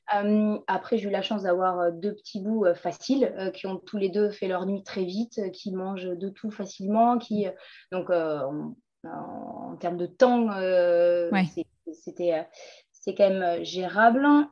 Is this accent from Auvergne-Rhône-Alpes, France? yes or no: no; Collioure, Occitania, France; moved away; also born or lived in Lyon / Paris; j'ai grandi à Collioure. Euh, Collioure, c'est un petit village entre Perpignan et l'Espagne, au bord de la mer